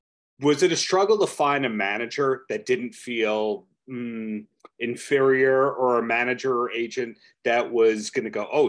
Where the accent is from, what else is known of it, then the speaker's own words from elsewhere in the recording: New York, United States; as a New Yorker